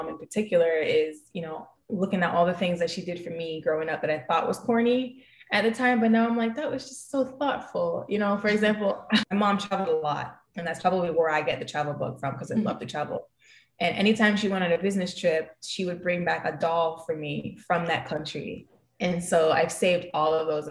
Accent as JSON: {"language": "English", "country": "United States", "tie": "born or raised there", "moved": "yes", "lives_now": "Jamaica", "said": "I was born and raised in the States"}